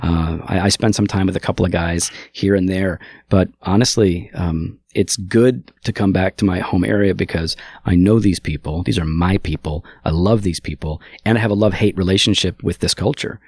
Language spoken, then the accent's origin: English; Geneva, Illinois, United States; also born or lived in St. Charles, Illinois; I grew up in Geneva, which is one town south